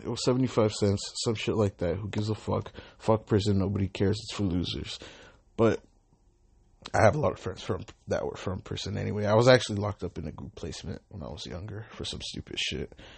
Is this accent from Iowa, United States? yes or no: no; Long Beach, California, United States; I'm an Uber driver. I'm from Long Beach.